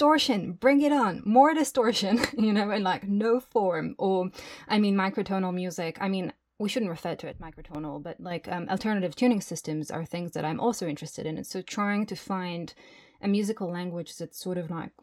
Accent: Jerusalem, Jerusalem District, Israel; moved away as an adult; now in Berlin, Germany; I grew up in Jerusalem, and I've been in Berlin for 12 years now

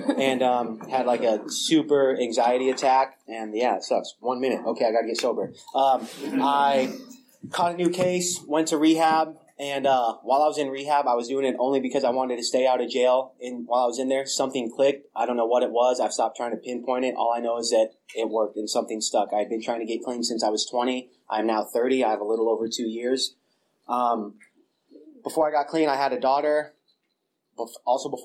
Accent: small town north of San Luis Obispo, California, United States; moved away as an adult; now in Bay Area, United States; moved back up from San Luis Obispo to my hometown

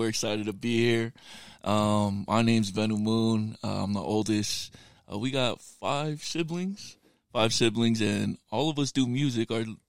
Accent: Salt Lake City, Utah, United States; we're from Rose Park.

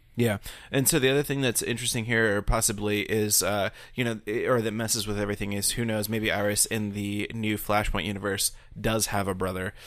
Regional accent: United States; as an American

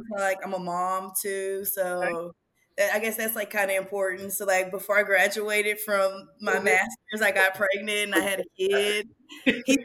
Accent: Houston, Texas, United States; also born or lived in Pittsburgh, Pennsylvania; I was born in Pittsburgh, Pennsylvania. Came here to Houston at a young age, so I feel like I'm still an H-Town hottie

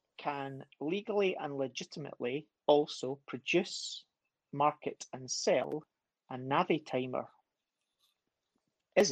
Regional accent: Scotland, United Kingdom; I'm Scottish

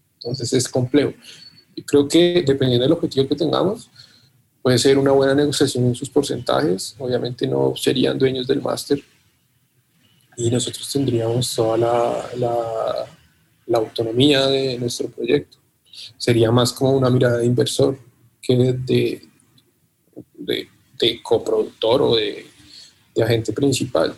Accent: Colombia; sentimos que ya nuestro país está, controlado de algún modo

